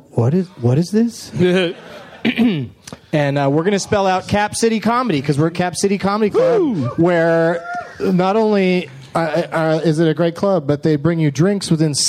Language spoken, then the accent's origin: English; Canada; Because we're Canadian.